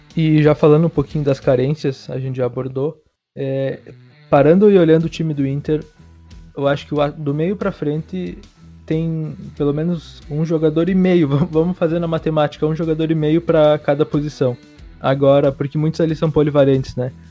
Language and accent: Portuguese; Gaúcho, Rio Grande do Sul, Brazil; nós como gaúchos